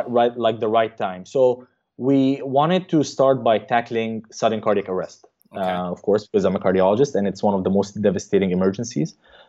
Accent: Qatar; moved away as an adult; also born or lived in Egypt / Baltimore, United States / Cleveland, United States; now in United States; I'm originally from Egypt, but I grew up in Qatar.

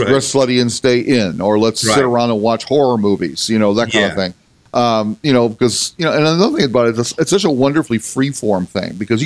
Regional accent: Whittier, California, United States; also born or lived in Seal Beach, California; I was in Whittier, which no one knows about unless you live actually nearby.

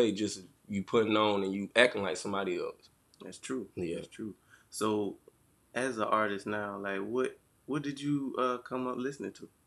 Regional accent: Union, United States; Union is really a small town city, but it really ain't too much for kids to mm-hmm. do down here. It's really like a, a retirement home

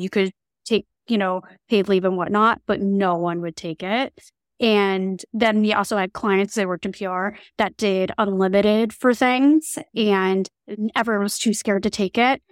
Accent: New Jersey, United States; moved away; I'm originally from New Jersey

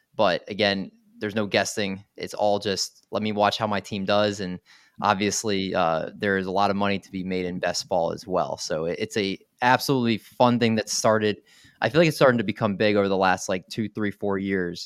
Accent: Maryland, United States; moved away as an adult; now in New Jersey, United States; I originally grew up in Maryland last August, I moved to New Jersey with my wife

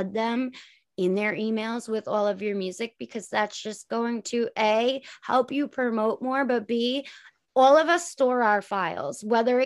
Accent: Long Island, New York, United States; we're from Long Island

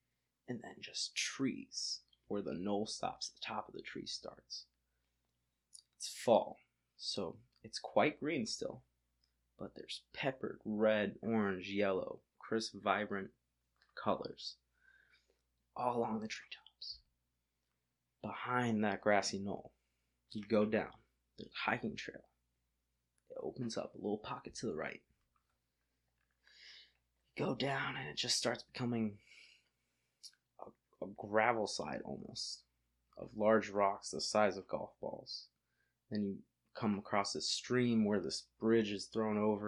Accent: Florida, United States; I'm from Florida

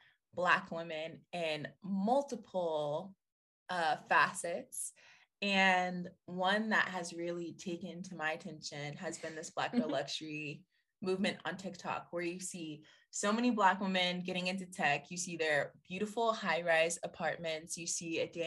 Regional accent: Atlanta, Georgia, United States; I'm from Atlanta

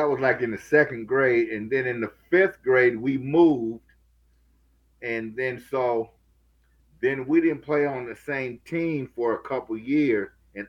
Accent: Minneapolis, Minnesota, United States; Minneapolis, Minnesota.

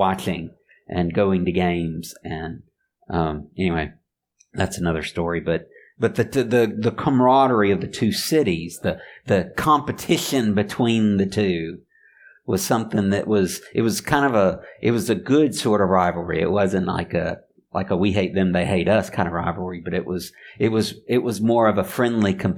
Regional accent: Mobile, Alabama, United States; I grew up in Mobile, and not too far away, about an hour drive, is Pensacola, Florida.

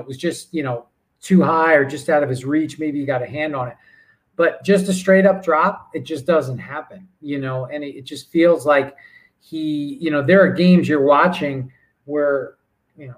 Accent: New York, United States; I grew up in New York.

